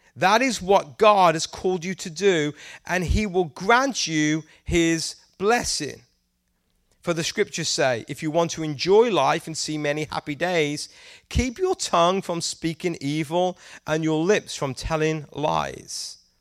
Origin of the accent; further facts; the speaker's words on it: England, United Kingdom; moved away; I'm from England and we don't eat very much Mexican food in England